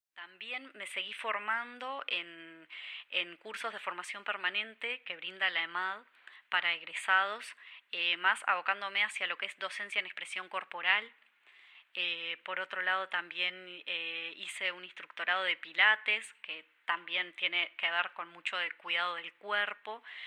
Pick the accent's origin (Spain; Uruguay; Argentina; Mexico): Uruguay; Durazno; moved away as an adult; now in Montevideo, Uruguay; yo nací y crecí en Durazno hasta los 17 años que me vine a estudiar a Montevideo